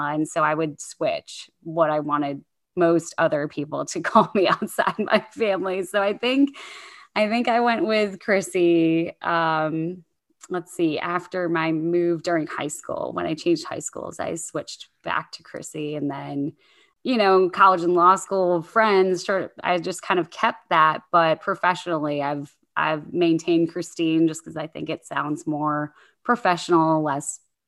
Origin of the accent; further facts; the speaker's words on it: Virginia, United States; born there; also born or lived in Monterey, California; And so I was born in the Hampton Roads area of Virginia, a lot of military operations around there, and then moved to the West Coast when I was too young to appreciate the beauty of Monterey, California at like 2 years old.